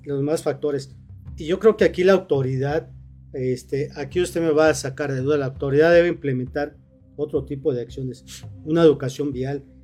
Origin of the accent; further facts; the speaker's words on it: Morelos, Mexico; somos de Morelos